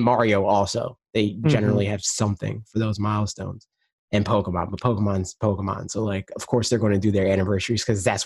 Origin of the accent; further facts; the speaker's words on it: New Jersey, United States; I'm from New Jersey